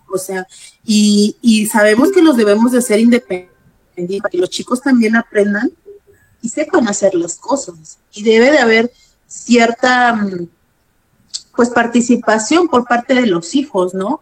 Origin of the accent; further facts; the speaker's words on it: Guerrero, Mexico; Yo como soy del estado de Guerrero, allá se acostumbra el arroz así